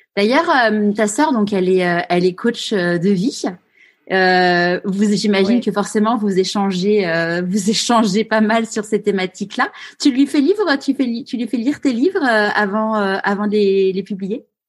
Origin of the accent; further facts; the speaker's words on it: Paris, Île-de-France, France; moved away as an adult; now in Marseille, France; étant parisienne, une vraie parisienne née à Paris